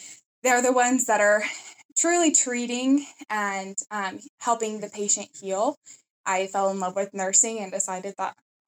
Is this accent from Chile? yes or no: yes; Chile; English is a second language; now in United States; I come from Chile, and I recently got accepted into the nursing program.